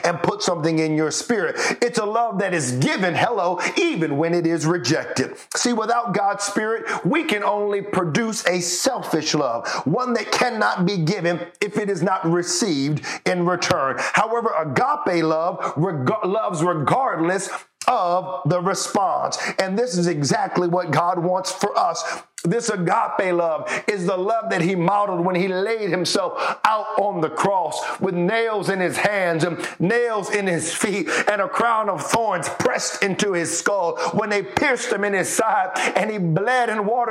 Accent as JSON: {"language": "English", "country": "United States", "said": "we're from the States"}